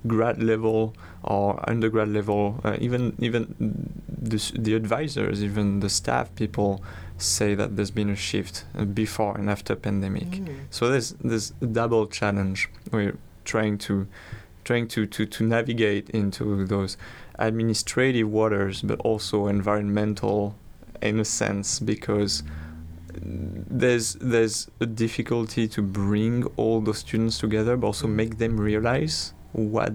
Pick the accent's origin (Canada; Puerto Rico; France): France; English is a second language; moved away as an adult; now in Fairbanks, United States; I'm a foreign student. I'm from France